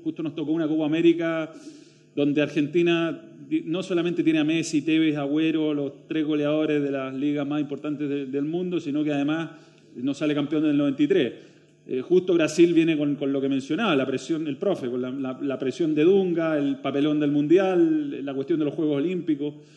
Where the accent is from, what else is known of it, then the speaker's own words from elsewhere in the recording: Chile; como chilenos